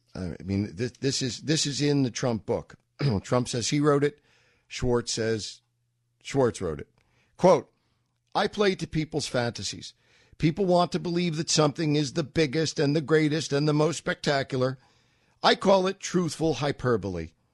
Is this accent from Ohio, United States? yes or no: no; New York, United States; moved away; I'm a New Yorker. I lived in New York